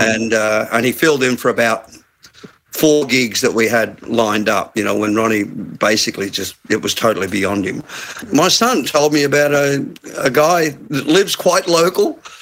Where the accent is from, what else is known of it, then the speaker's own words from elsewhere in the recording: Glasgow, Scotland, United Kingdom; moved away; I'm from Glasgow